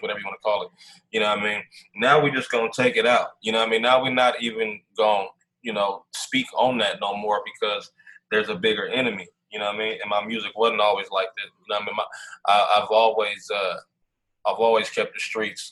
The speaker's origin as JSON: {"language": "English", "country": "United States", "tie": "born or raised there", "said": "I'm just a young black kid, man, growing up in America"}